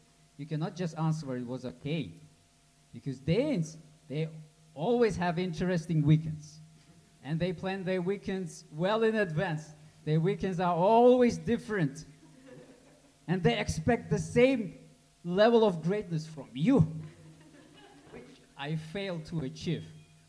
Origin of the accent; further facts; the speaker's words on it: Uzbekistan; And, I'm from Uzbekistan.